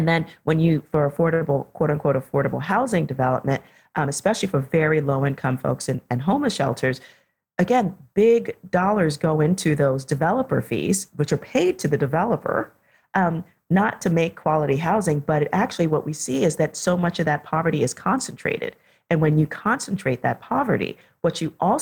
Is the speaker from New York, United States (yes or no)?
yes; New York City, New York, United States; I was one of the kids growing up in the South Bronx in the 1970s and early 80s